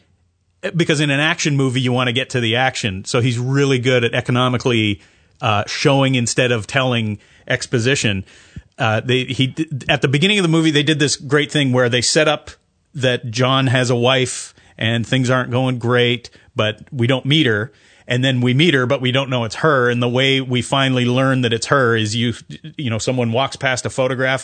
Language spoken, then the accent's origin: English; Canada; also born or lived in United States; now in New Zealand; I'm Canadian, so I always refer to Americans in the, you know, in the third person. But I feel very American. I've lived there for a lot of my life.